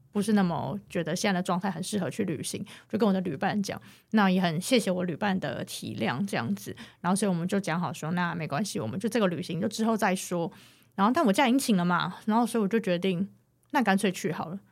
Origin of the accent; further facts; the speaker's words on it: Taiwan; 我是台湾人